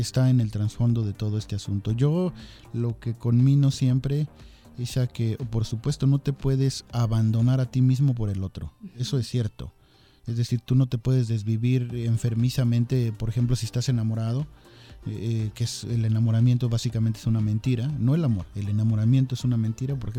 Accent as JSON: {"language": "Spanish", "country": "Mexico", "said": "Así somos los mexicanos"}